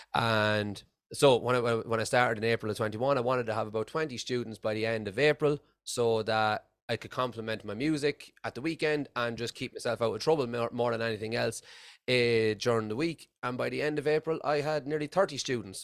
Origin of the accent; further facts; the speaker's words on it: Ireland; moved away as an adult; now in Scotland, United Kingdom; I'm originally from Ireland, uh, and I've been living in Scotland for the past eight years.